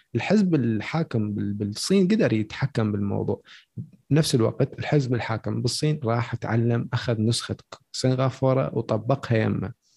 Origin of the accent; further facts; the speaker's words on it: Iraq; عندنا بالعراق